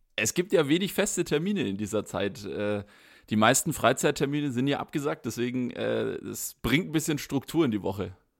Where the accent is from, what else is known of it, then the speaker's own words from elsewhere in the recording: Baden-Württemberg, Germany; befinde mich nicht in meiner Heimatstadt, befinde mich nicht in Baden-Württemberg